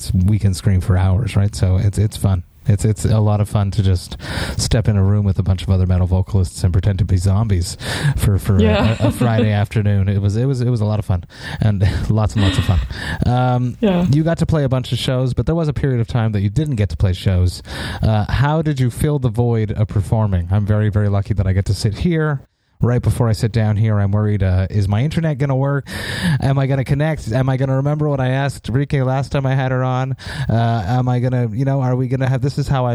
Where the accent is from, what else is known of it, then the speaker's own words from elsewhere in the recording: Montreal, Quebec, Canada; we're from Montreal and we have both English and French here